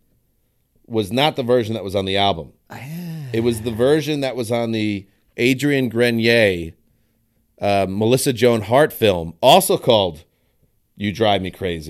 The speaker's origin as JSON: {"language": "English", "region": "Scotland", "country": "United Kingdom", "said": "I'm Scottish"}